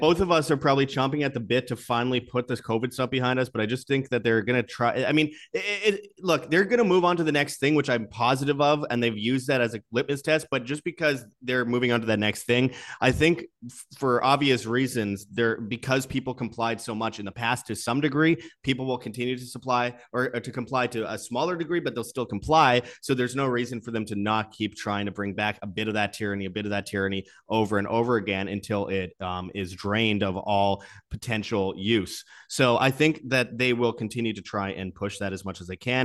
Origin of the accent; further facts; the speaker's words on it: Canada; my home country of Canada